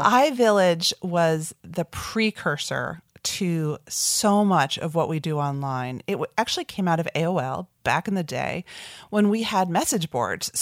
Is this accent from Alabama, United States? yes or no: no; South Orange, New Jersey, United States; I grew up in South Orange, New Jersey, pretty suburban New York metro area childhood